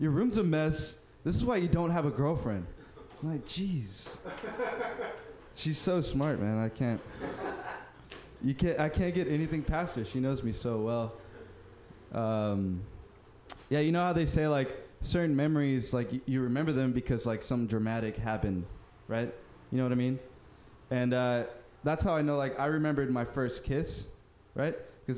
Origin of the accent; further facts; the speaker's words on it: Uruguay; Oh, man, I'm from Uruguay. What? I'm from Uruguay.